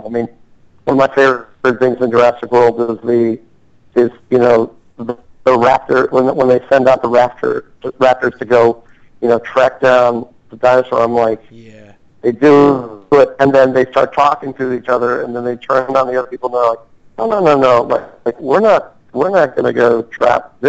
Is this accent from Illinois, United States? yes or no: yes; Chicago, Illinois, United States; moved away; originally I'm from Chicago.